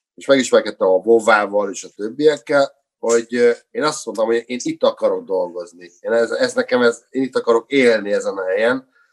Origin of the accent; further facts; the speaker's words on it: Hungary; now in Budapest, Hungary; mint vidéki kisfiú, nyírváltódi kisfiú